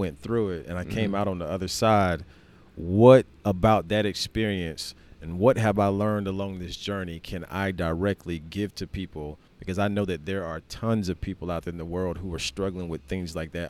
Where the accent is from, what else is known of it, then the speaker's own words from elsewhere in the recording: the South, United States; Growing up in the South, you said you lived in Greenville for quite some time. So I grew up in the Bible Belt.